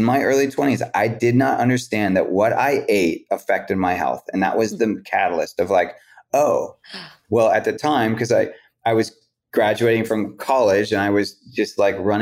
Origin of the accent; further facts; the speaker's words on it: West Coast, United States; I'm from the West Coast